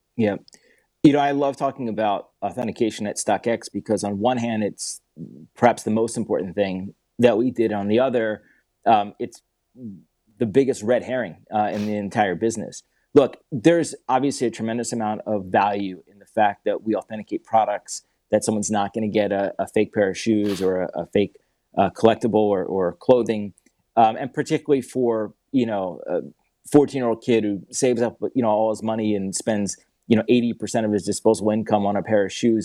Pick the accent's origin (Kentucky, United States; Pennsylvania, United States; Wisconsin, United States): Pennsylvania, United States; Philadelphia; also born or lived in Atlanta; I grew up in Philadelphia.